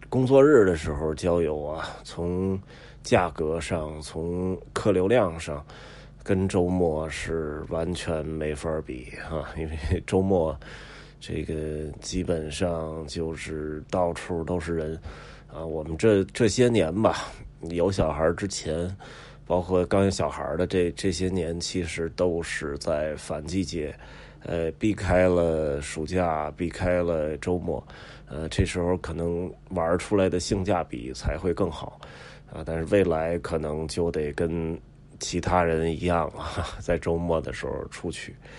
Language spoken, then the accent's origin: Chinese; Beijing, China; 北京人从小在这儿长大，也没发愁过房子问题